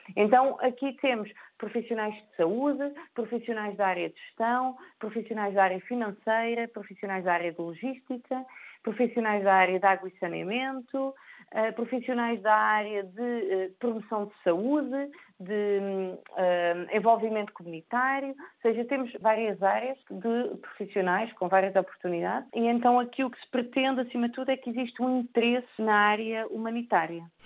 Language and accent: Portuguese; Portugal; sou portuguesa